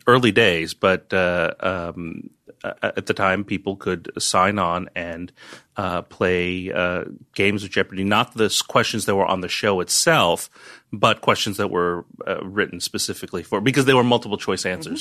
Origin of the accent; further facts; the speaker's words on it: New York / North Jersey, New Jersey, United States; also born or lived in Chinatown, New York / Bronx, New York / Bergen County, New Jersey / Yonkers, New York; Chinatown for, uh, f, first few years of my life. Then I went to high school in the Bronx. We lived in North Jersey